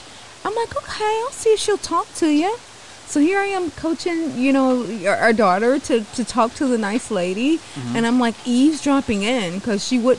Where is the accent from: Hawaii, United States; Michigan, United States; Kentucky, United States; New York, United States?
Kentucky, United States; I'm from Kentucky.